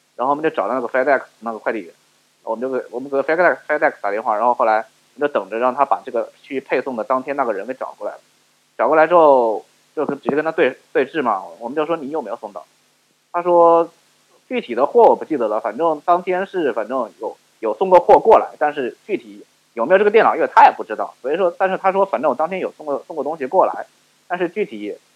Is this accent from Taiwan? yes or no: no; China; now in United States; 因为我们亚裔的学生，我们中国人